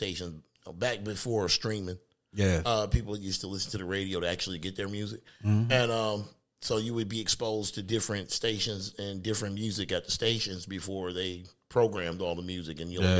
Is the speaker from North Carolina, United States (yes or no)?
no; Detroit, Michigan, United States; after I moved from Detroit, I moved to Lansing, Michigan. It was like a culture shock to go from the neighborhood and the hood of Detroit and hearing what was on the radio in Detroit